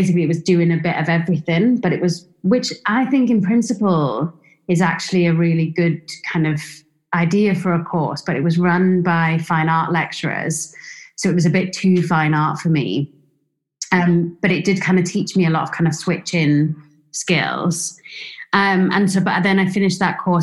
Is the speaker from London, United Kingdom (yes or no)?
no; Swansea, Wales, United Kingdom; Swansea was a small town, so I was from Wales.